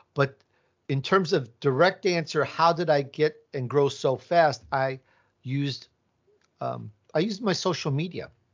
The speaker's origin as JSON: {"language": "English", "town": "Chicago", "region": "Illinois", "country": "United States", "tie": "born or raised there", "also_born_or_lived": "Italy", "accent": "Midwest", "moved": "yes", "lives_now": "California, United States", "said": "I was born in Italy, and I grew up in Chicago, so I have this Midwest accent, but most of my life I've been in California"}